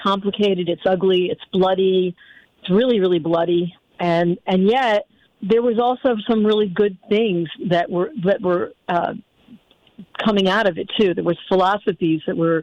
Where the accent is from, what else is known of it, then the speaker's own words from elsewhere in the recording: United States; I'm born in America, so I'm an American and I feel American